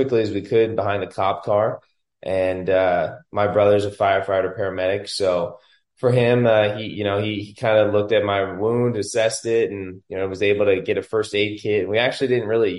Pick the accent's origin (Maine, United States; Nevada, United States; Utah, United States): Nevada, United States; Las Vegas; I was born and raised in Vegas.